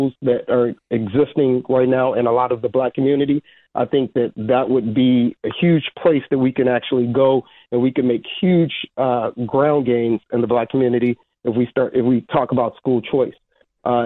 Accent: Chicago, Illinois, United States; now in Michigan, United States; I'm originally from the south side of Chicago.

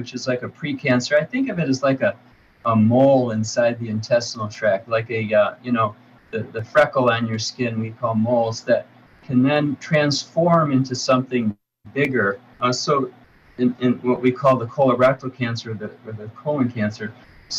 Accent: Detroit, Michigan, United States; I'm from the Metro Detroit area

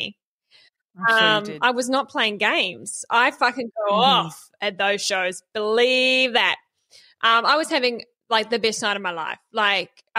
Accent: Bay of Plenty, New Zealand; now in Australia; I'm from the Bay of Plenty in the North Island

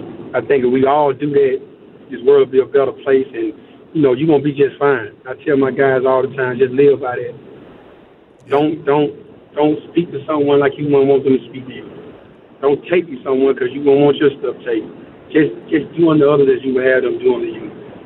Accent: Selma, Alabama, United States; moved away; I grew up near Selma, Alabama, so my grandparents were involved in the civil rights movement.

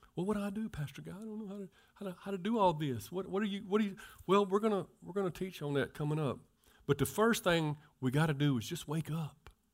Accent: Mississippi, United States; I'm from Mississippi

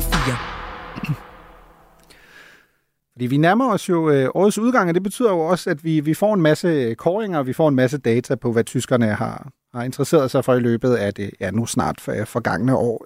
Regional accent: Germany; now in Denmark; som tysker

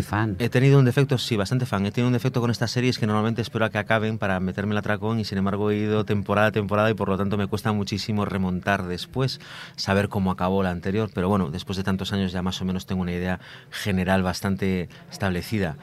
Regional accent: Galicia, Spain; yo soy gallego

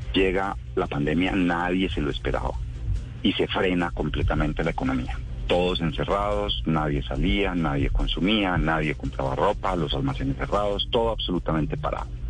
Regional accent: Colombia; Los colombianos ahorramos

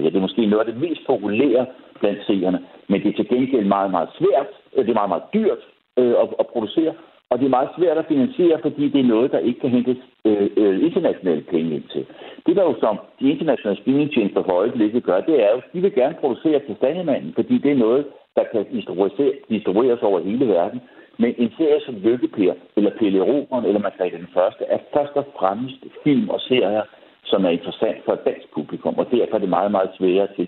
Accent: Denmark

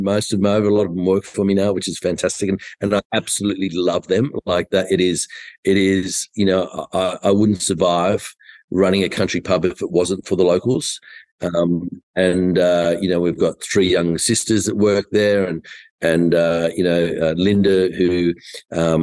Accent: Tamworth, New South Wales, Australia; I was born in Tamworth and on a farm in near Currabubula

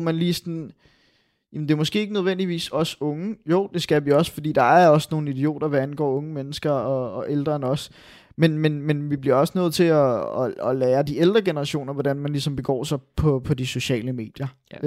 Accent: Denmark; vi er jo fra Danmark

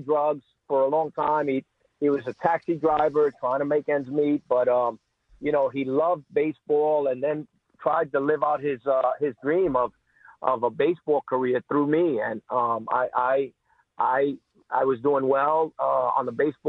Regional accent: New York City, New York, United States; growing up in New York City

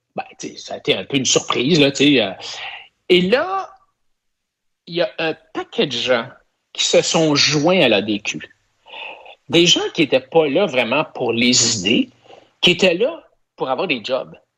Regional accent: Quebec, Canada; je suis un Québécois plus laine

